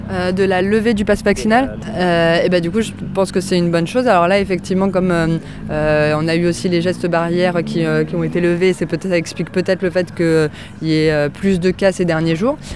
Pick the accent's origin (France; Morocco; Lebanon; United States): France; je suis née en France